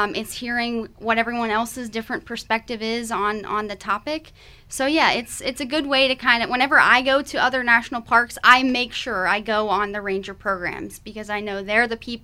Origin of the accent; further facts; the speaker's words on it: near Williamsburg, Virginia, United States; I am from Virginia, closer to Williamsburg, and so I was surrounded by history